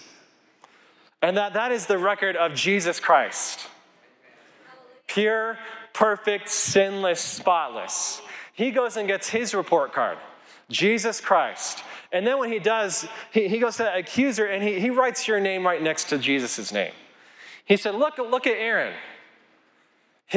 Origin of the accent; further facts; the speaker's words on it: Colorado, United States; I grew up here in Colorado